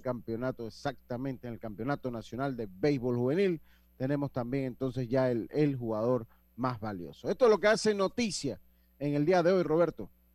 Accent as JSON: {"language": "Spanish", "country": "Panama", "said": "somos panameños"}